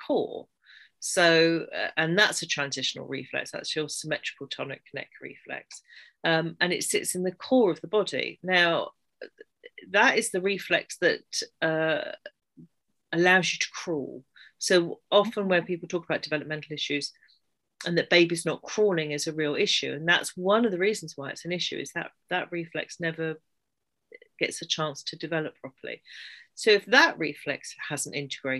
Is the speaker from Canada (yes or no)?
no; England, United Kingdom; I'm English